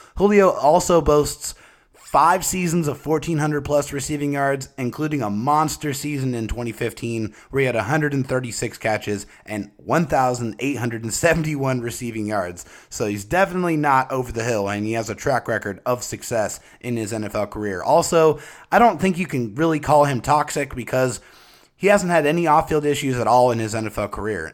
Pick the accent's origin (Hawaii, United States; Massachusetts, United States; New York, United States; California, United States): California, United States; San Diego; I was born and raised in San Diego